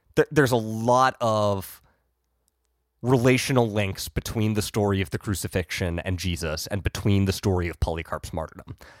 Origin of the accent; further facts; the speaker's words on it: Ohio, United States; I grew up in Ohio